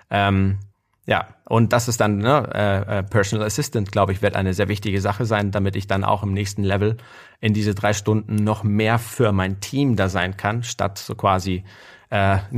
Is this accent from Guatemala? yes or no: yes; Guatemala; moved away; ich bin in Guatemala aufgewachsen.